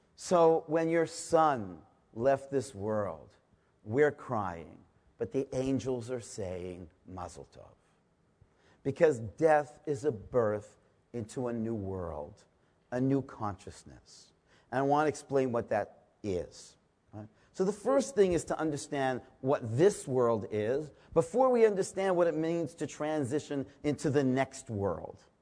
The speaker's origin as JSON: {"language": "English", "town": "Toronto", "region": "Ontario", "country": "Canada", "said": "I'm from a small town called Toronto, Canada"}